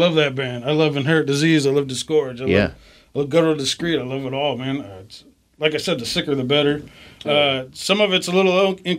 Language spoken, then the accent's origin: English; Tacoma, Washington, United States; I grew up in Washington, Tacoma here.